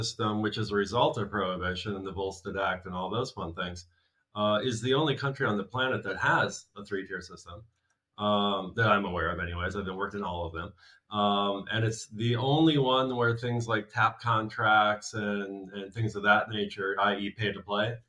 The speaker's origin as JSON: {"language": "English", "country": "United States", "moved": "yes", "said": "I'm an American too"}